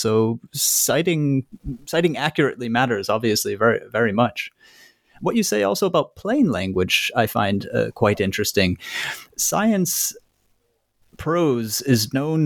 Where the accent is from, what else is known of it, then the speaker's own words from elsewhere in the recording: United States; I being American